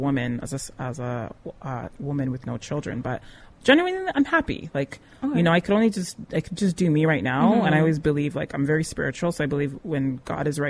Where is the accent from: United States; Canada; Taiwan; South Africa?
Canada; also born or lived in Nigeria; I'm Canadian born, but I have West African parents